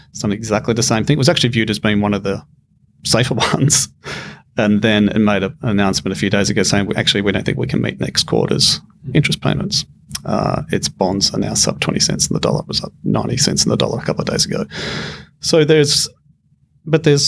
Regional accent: Australia; as an Australian

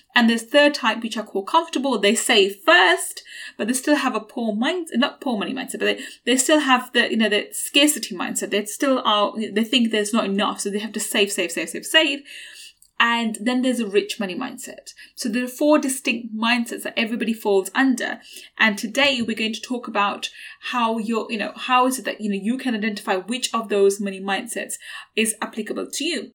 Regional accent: London, United Kingdom; I grew up in East London, in a council estate in East London, and I went to a state school

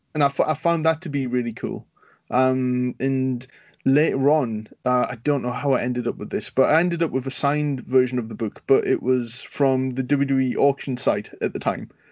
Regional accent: United Kingdom; being a Brit

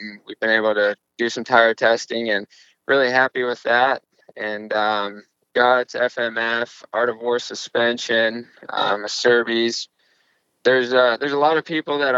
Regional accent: Illinois, United States; now in Charlotte, United States; I'm from Illinois

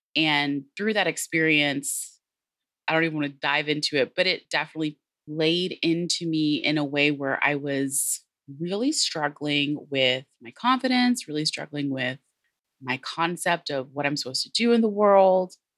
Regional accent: Texas, United States; also born or lived in San Antonio; I am obviously from Texas, I opened with howdy. I'm based here in San Antonio.

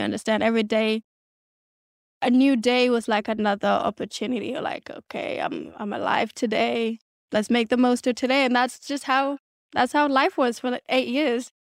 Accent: Adelaide, South Australia, Australia; born or raised there; English is a second language; moved away as an adult; also born or lived in South Sudan / Kenya; now in Los Angeles, United States

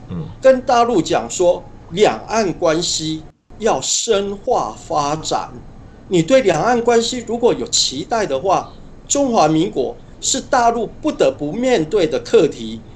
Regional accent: Changhua County, Taiwan; 我的故乡在彰化，所以我也比较关心彰化的选情，也跟彰化地区的立委候选人比较有一些交流跟沟通

